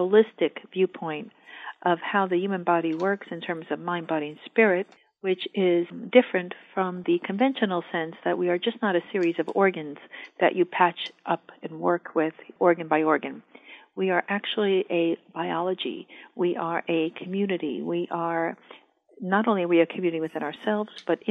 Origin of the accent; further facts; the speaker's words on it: New York, United States; moved away as an adult; now in Northern California, United States; I'm a New Yorker